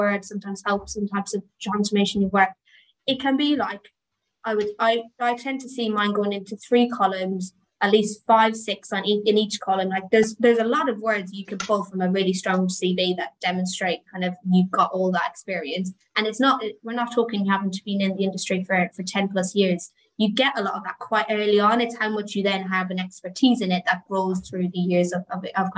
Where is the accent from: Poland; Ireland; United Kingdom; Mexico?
Ireland; I am Irish